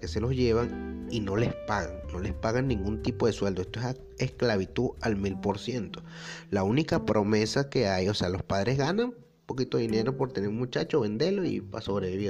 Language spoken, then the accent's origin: Spanish; Venezuela; moved away; nosotros los venezolanos